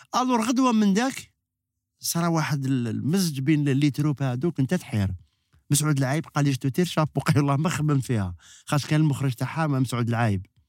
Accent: Algiers, Algiers Province, Algeria; انا من من مواليد 67 آه، زدت في باب الواد مسقط راسي

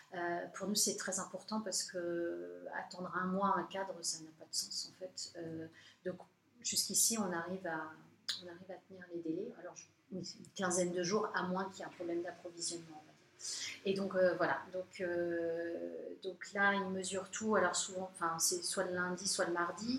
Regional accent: France; je suis française

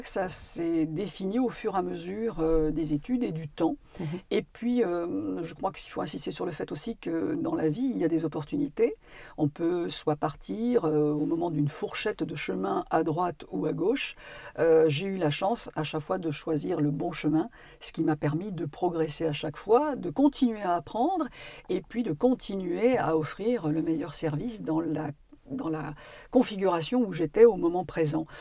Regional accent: Normandy, France; also born or lived in Paris; now in Corrèze, France; je suis une Parisienne, ayant vécu son enfance en Normandie, mais évidemment complètement attachée à ma, à Corrèze aujourd'hui

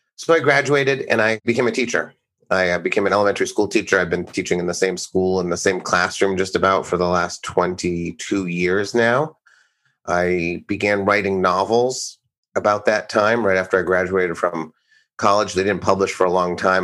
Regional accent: Blackstone, Massachusetts, United States; I grew up in Blackstone, Massachusetts, which was a tiny farm town, sort of in eastern Mass, about an hour from Boston.

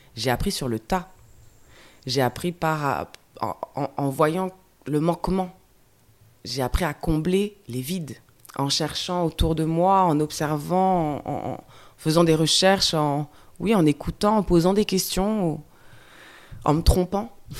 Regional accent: France; also born or lived in Guadeloupe; je parte de Guadeloupe. J'ai grandi en France hexagonale

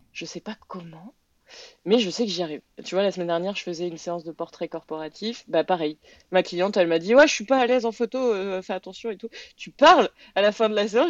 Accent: France; now in Quebec, Canada; je suis française

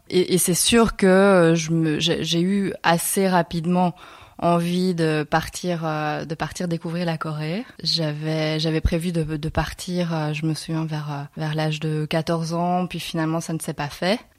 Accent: Belgium; also born or lived in Seoul, South Korea; now in Barcelona, Spain; Je suis née à Séoul, plus précisément, euh, et puis je suis arrivée en Belgique à l'âge de 4 mois.

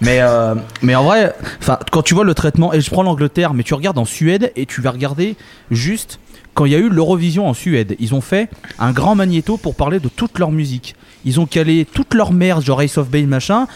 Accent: France; nous en France

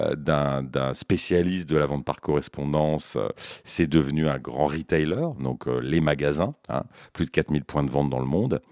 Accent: Brittany, France; also born or lived in Canada / Brazil / United States; je suis breton

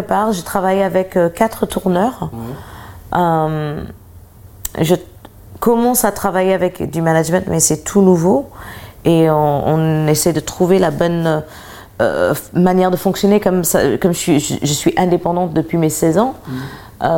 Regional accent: United States; je suis américaine

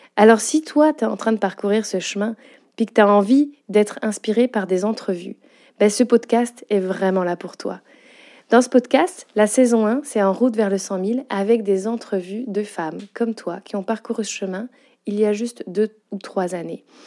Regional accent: France; accent: French with Quebec intonations; moved away as an adult; now in Quebec, Canada; tu l'as entendu à mon accent, je suis bien une Française, avec des petites intonations québécoises

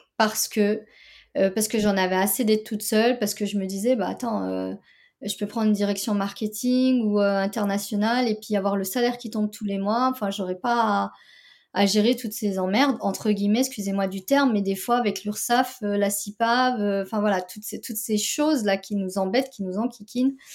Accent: France; j'ai grandi en France

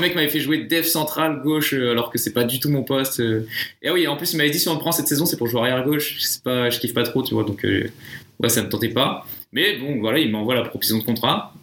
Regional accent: France; moved away as an adult; je suis français.

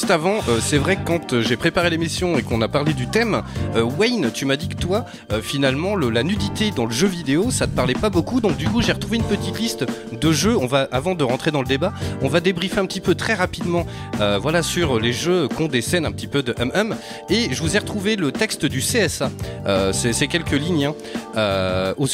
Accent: Bordeaux, Nouvelle-Aquitaine, France; je suis de Bordeaux centre

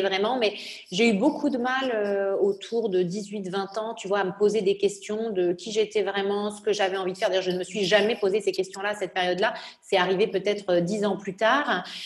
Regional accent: Nice, Provence-Alpes-Côte d'Azur, France; moved away; also born or lived in Normandy; mais j'ai grandi à Nice, euh, voilà, puisque j'ai déménagé quand j'avais 4 euh, ans

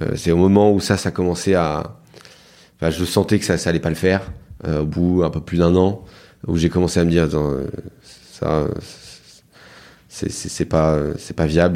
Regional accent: Lille, Hauts-de-France, France; moi je suis né à Lille, mhm. enfin dans la banlieue de Lille

